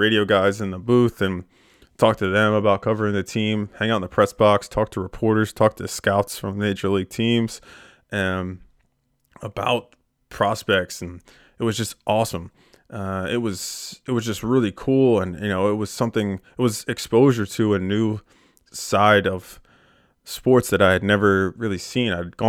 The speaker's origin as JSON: {"language": "English", "region": "Pennsylvania", "country": "United States", "tie": "born or raised there", "lives_now": "York, United States", "said": "I grew up in Bucks County, Pennsylvania. It's a suburb of Philadelphia."}